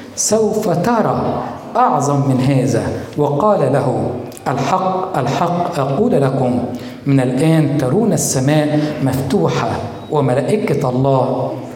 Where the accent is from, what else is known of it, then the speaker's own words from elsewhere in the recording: Egypt; بلادنا مصر